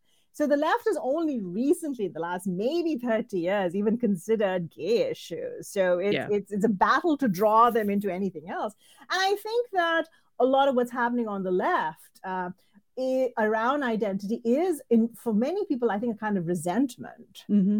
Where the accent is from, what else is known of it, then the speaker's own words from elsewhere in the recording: Indiana, United States; I mean, I'm quote unquote from Indiana, and there are, you know, entire towns built on the labor and the economy provided, you know, encouraged by immigrant workers.